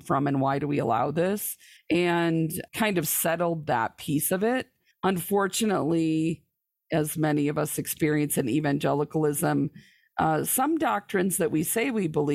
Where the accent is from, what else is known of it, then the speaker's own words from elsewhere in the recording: lower Michigan, United States; I was born and raised in the Church of the Nazarene in probably one of the more conservative parts of the church in the lower Michigan area.